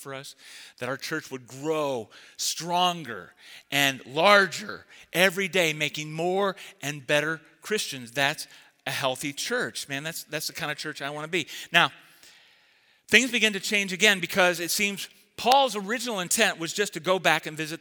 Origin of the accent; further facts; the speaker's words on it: Indianapolis, Indiana, United States; moved away as an adult; now in Metro Detroit, United States; Indianapolis, my hometown. I fit in there. That's my culture, my people